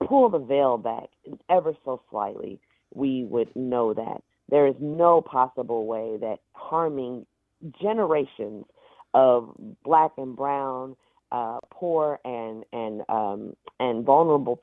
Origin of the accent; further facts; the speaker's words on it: Oakland, California, United States; I grew up in East Oakland, but I have a home in West Oakland